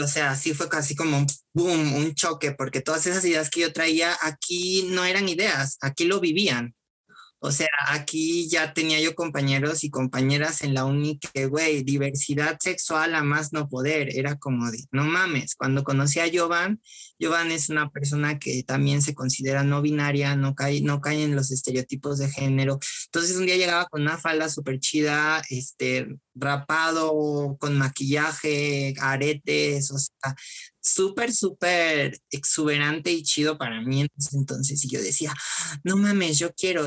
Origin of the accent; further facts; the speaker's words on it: Cosoleacaque, Veracruz, Mexico; moved away as an adult; now in Mexico City, Mexico; soy de, originario de Cozoleacaque, Veracruz. Ahí nací, ahí crecí.